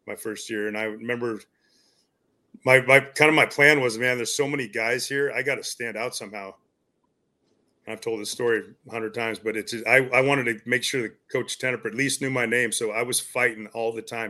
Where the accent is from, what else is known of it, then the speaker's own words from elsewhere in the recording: Hastings, Nebraska, United States; I went to high school at Hastings, Nebraska